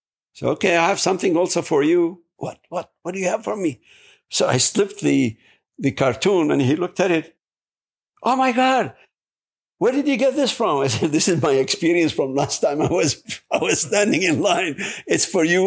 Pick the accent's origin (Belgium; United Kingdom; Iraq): Iraq; English is a second language; moved away as an adult; now in United States; I'm from Iraq